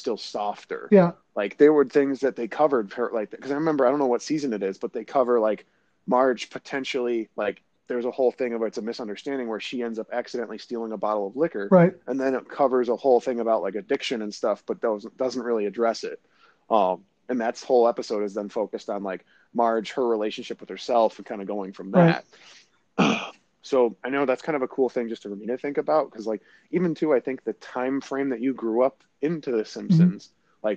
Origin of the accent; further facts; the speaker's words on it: the North, Northern United States, United States; as a Northerner